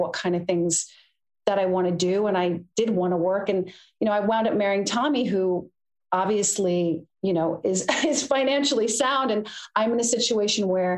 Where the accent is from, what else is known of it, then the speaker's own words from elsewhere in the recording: United States; I'm American